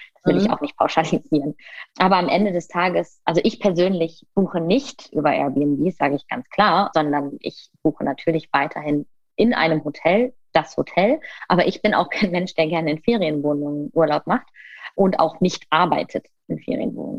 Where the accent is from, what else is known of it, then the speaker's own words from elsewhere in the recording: Düsseldorf, North Rhine-Westphalia, Germany; ich komme aus Düsseldorf